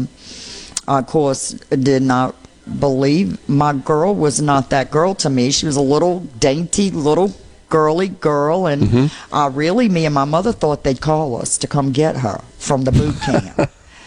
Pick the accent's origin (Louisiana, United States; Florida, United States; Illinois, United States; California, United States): Louisiana, United States; New Orleans; accent: New Orleanian; moved away as an adult; also born or lived in Macomb, Mississippi / Socia, Mississippi; now in Mississippi, United States; I'm from New Orleans